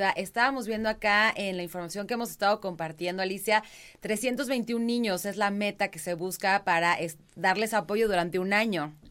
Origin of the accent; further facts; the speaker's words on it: Mexico; como comunidad, como Estado, como país, como mexicanos, estamos listísimos para poder dar ese granito de arena